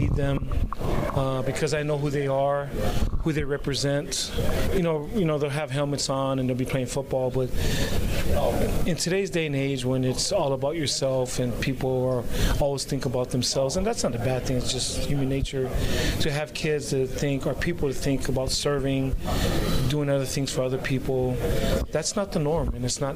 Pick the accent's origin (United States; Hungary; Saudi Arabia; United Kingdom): United States; Hawaii; moved away; I'm from Hawaii